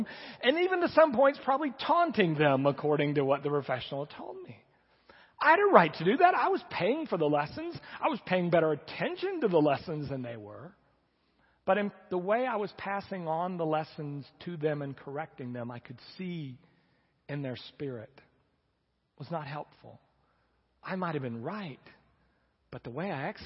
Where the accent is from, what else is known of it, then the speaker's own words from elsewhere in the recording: United States; we Americans